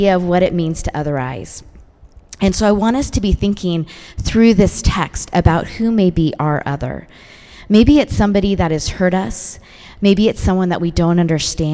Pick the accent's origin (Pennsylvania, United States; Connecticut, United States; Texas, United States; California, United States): California, United States; San Francisco Bay Area; I grew up in the San Francisco Bay Area.